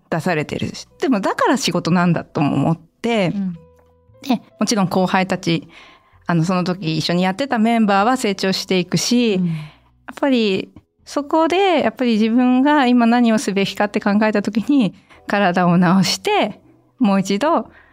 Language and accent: Japanese; Niigata, Japan; moved away; also born or lived in Yamagata; 実家に帰ってたんですよ新潟の